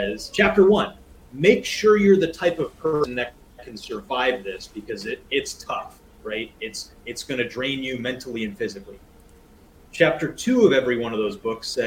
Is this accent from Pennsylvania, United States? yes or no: yes; Rust Belt city 100 miles from Buffalo, Cleveland and Pittsburgh, Pennsylvania, United States; I was born and raised here, and my parents owned a business here